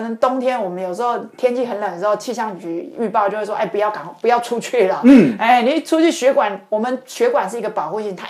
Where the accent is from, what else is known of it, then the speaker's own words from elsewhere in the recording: Taiwan; 像我们台湾人比较特别，因为我们。呃，夏天很热，然后冬天可能我们也没有期待说会非常非常冷